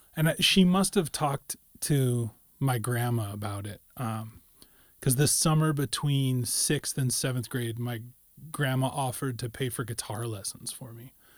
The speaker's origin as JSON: {"language": "English", "town": "Carson City", "region": "Nevada", "country": "United States", "tie": "born or raised there", "also_born_or_lived": "Sacramento"}